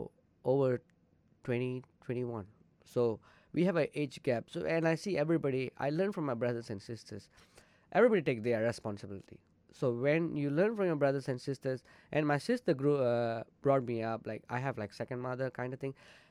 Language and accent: English; Malaysia; first language Tamil; English is a second language; moved away as an adult; now in Northwest Arkansas, United States; For me, it's Malaysia because I'm born there. For me, I'm born there. It's my homeland, my country. I love Malaysia.